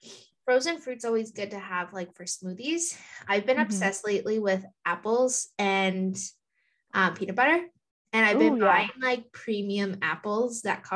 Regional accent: Thunder Bay, Ontario, Canada; I come from Thunder Bay, Ontario, Gull Bay First Nation.

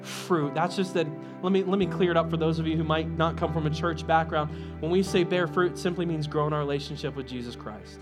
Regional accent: United States; I'm American proud

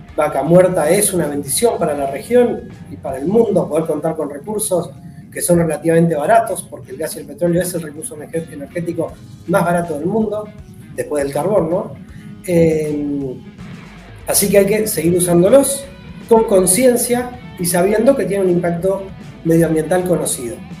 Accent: Neuquén, Argentina; yo soy nacido en Neuquén, nos vivimos en Neuquén

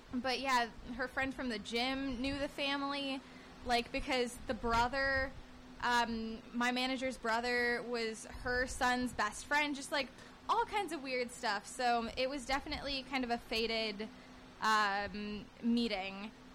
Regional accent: Northern California, United States; now in Los Angeles, United States; we were from the same exact place in Northern California.

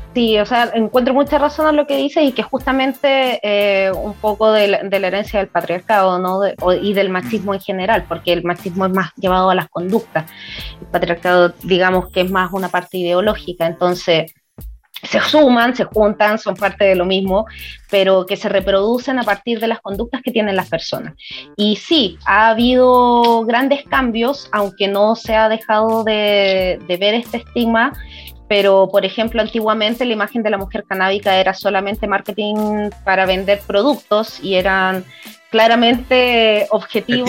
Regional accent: San Felipe, Valparaíso, Chile; also born or lived in Santiago; nací en Santiago, pero me vine muy chica al Valle de Aconcagua, San Felipe

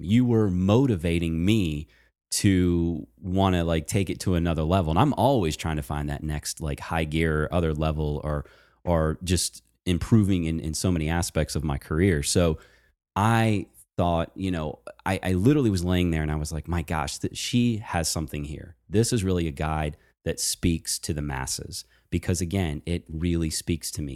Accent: Virginia, United States; moved away; also born or lived in Baltimore; I actually am a Virginia boy. So I was born and raised in Virginia

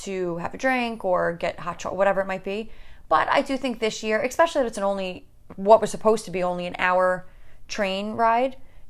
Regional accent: New York, United States; You know, this, we're from New

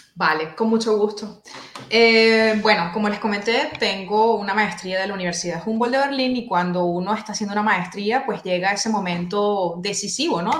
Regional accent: La Guaira, Venezuela; moved away as an adult; now in Freiburg, Germany; soy bibliotecóloga oriunda de Venezuela

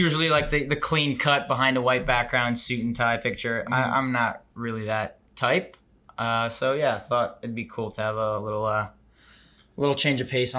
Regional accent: Chappaqua, New York, United States; I'm originally from New York, Westchester, New York, Chappaqua, which is home to the Clintons.

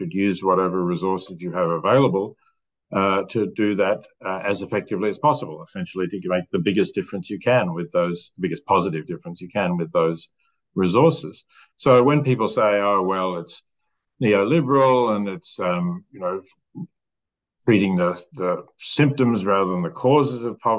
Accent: Australia; As an Australian

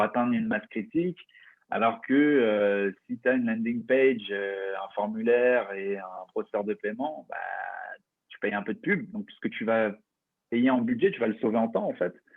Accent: France; un avantage qu'on a en tant que Français

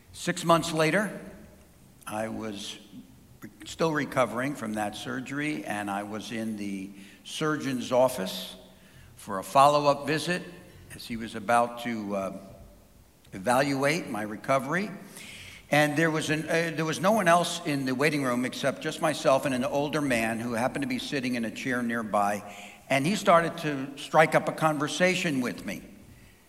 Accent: New Jersey, United States; also born or lived in New York City; There were 4 houses of worship in the town I grew up in New Jersey

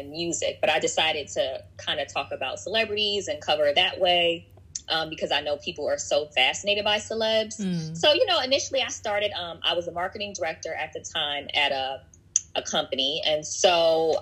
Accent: Washington, District of Columbia, United States; also born or lived in Omaha, Nebraska; now in Los Angeles, United States; I was born in Omaha, Nebraska. I spent most of my life in Washington, D.C. I live in L.A. now.

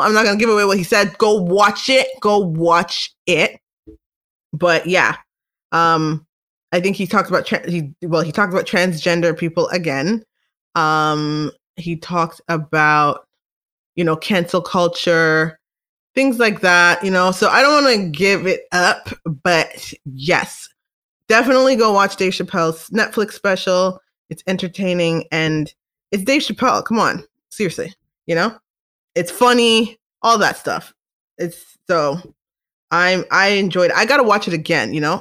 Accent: Canada; I'm Canadian

